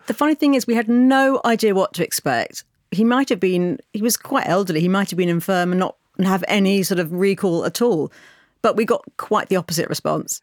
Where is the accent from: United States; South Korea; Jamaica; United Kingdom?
United Kingdom; as a British person